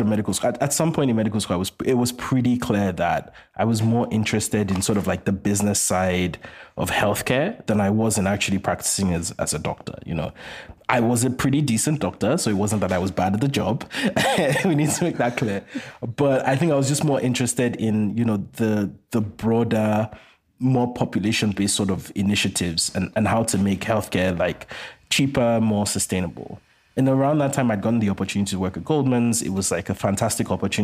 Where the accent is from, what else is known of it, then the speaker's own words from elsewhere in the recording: Ondo, Nigeria; moved away; I was born in Nigeria and raised most of my life. I was raised in Nigeria in a mid-sized town called Ondo that's about 3 hours outside Lagos